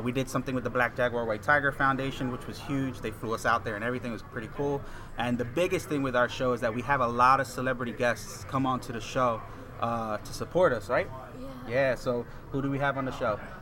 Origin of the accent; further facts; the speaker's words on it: Puerto Rico; I grew up in Puerto Rico